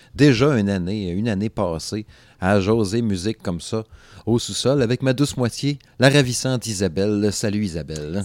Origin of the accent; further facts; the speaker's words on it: Alma, Quebec, Canada; Dans mon patelin, euh, dans mon patelin euh, d'enfance. En fait, j'étais du Saguenay, là, Alma, c'est au lac Saint-Jean